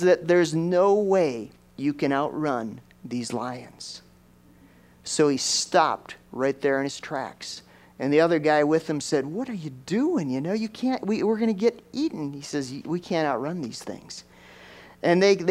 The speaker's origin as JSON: {"language": "English", "country": "United States", "said": "I'm from America"}